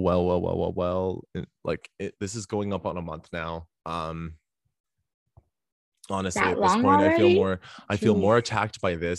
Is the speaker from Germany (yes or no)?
no; Canada; I'm Canadian